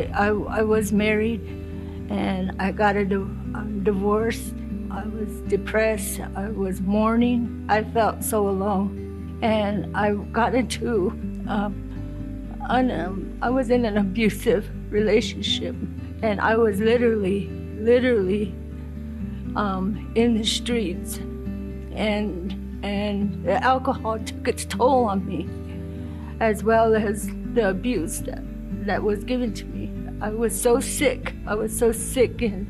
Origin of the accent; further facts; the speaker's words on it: Gallup, New Mexico, United States; I'm from Gallup, New Mexico, from the Navajo Nation tribe. I grew up from a Christian home